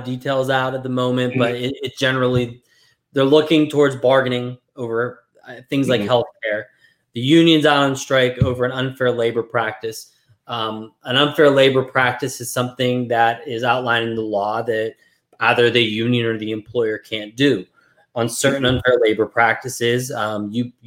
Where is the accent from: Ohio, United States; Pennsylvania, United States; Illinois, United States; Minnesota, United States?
Pennsylvania, United States; Brackenridge; my hometown is from one of the areas that's striking in Brackenridge